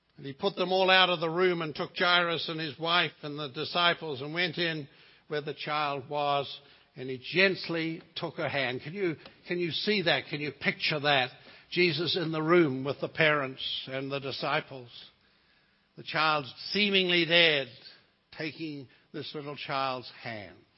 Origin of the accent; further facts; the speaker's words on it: New Zealand; moved away; I come from the Lord of the Rings country.